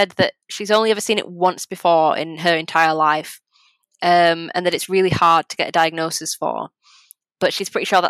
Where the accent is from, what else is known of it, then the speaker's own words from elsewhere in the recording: England, United Kingdom; I'm English, I'm not Polish